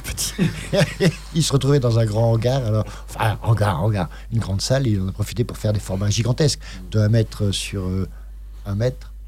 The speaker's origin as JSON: {"language": "French", "town": "Bordeaux", "region": "Nouvelle-Aquitaine", "country": "France", "tie": "born or raised there", "also_born_or_lived": "Paris", "moved": "as an adult", "said": "Je suis né à Bordeaux, puis j'ai monté une radio en, septembre 81"}